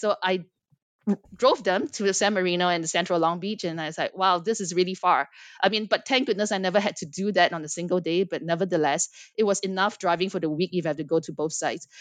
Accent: Singapore; moved away as an adult; also born or lived in United States / Los Angeles; I am born and raised in Singapore, but spent quite a bit of my life in the United States

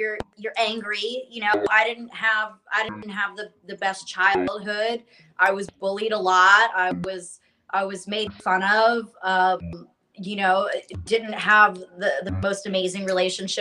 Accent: Tampa, Florida, United States; I grew up in Florida, and I lived in South Tampa

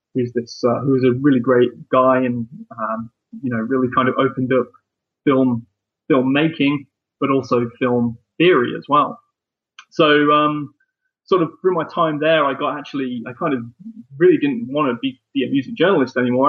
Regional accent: Leicester, East Midlands, United Kingdom; bands that kind of came through my hometown and bands that also were living there too. And I made like a, um, a documentary film, um, about sort of four bands within, within that, within Leicester

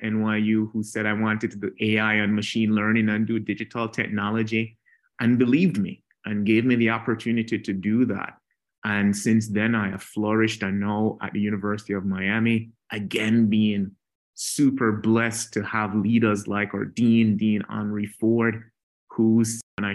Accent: Jamaica; a little kid growing up in Jamaica, not Jamaica, Queens in New York, but Jamaica, the island itself

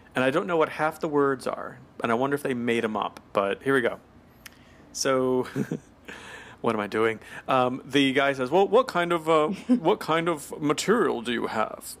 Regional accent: the South, United States; I'm from the South

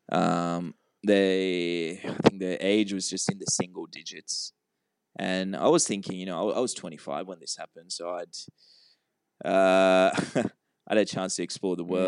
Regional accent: Sri Lanka; born there; moved away; It's where I, I was born in Sri Lanka, mm-hmm. but um, I hadn't been there since we moved here.

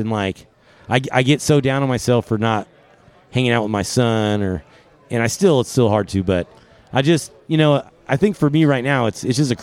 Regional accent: Bay Area, California, United States; I'm from the Bay Area

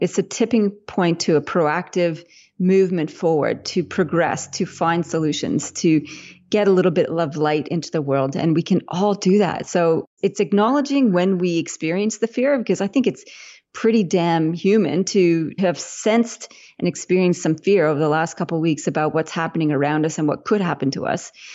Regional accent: Winnipeg, Manitoba, Canada; now in Australia; I'm Canadian originally, even though I live in Australia now. So I was in grade school in Winnipeg in Canada

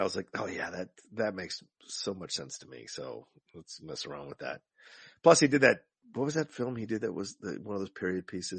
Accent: the South, United States; I grew up in the South

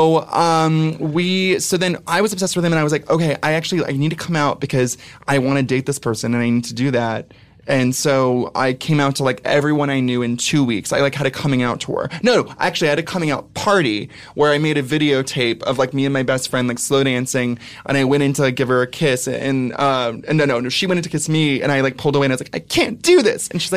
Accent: Ventura, California, United States; moved away as an adult; also born or lived in San Francisco; now in New York, United States; I'm from Ventura, which is like Laguna Beach, but with meth.

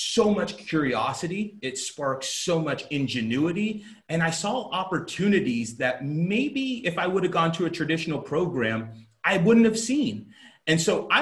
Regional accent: South Florida, United States; moved away as an adult; also born or lived in Alabama; I'm originally from South Florida. I grew up an athlete.

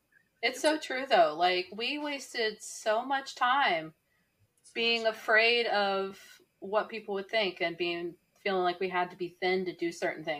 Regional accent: West Virginia, United States; I'm from West Virginia. I classify myself as a y'alternative.

